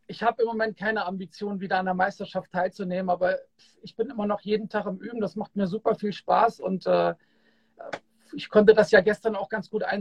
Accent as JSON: {"language": "German", "town": "Kassel", "region": "Hesse", "country": "Germany", "tie": "born or raised there", "said": "Und die waren damals auch bei uns in Kassel im World, wo ich groß geworden bin, hatten die einen Auftritt."}